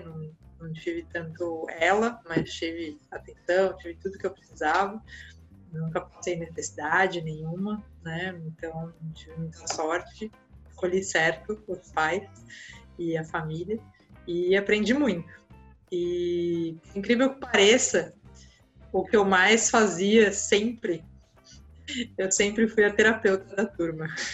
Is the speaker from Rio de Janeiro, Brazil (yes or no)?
no; Santos, São Paulo, Brazil; Eu nasci aqui em Santos, né? Moro em Santos ainda até hoje